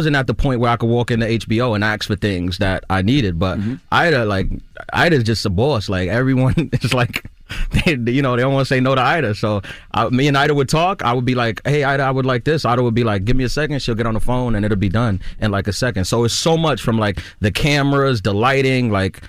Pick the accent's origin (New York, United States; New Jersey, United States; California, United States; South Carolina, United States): New York, United States; especially in my hometown, I'm from New York, like a New York audience, I was pretty confident that it would go well.